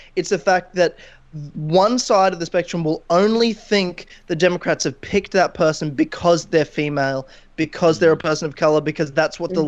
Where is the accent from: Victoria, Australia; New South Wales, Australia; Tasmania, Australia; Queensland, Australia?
Queensland, Australia; I'm from Queensland.